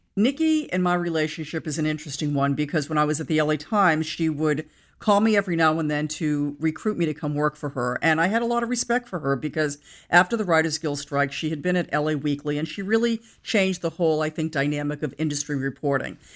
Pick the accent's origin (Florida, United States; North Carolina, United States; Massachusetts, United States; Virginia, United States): Massachusetts, United States; Brookline; I was born in Brookline, Massachusetts